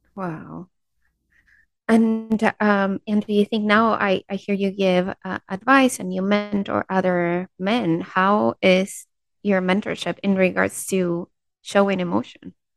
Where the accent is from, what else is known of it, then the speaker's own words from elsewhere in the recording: Peru; I'm from Peru